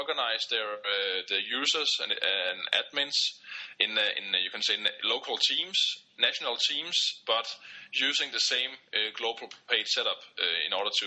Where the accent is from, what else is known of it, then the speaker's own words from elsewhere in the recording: Denmark; from Denmark